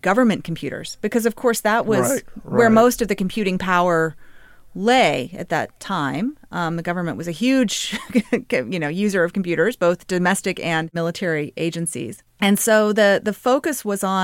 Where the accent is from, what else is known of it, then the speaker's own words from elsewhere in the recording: Little Rock, Arkansas, United States; I grew up in Little Rock, Arkansas.